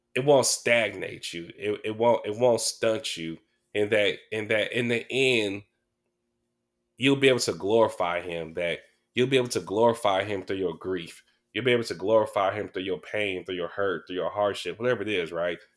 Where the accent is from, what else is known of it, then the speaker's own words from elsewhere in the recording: Sacramento, California, United States; I'm from Mac Row, I'm from South Sac